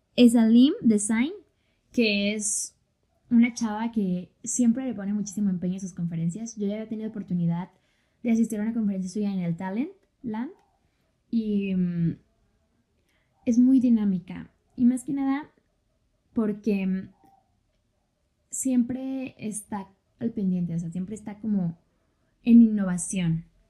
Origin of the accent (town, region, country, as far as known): Mexico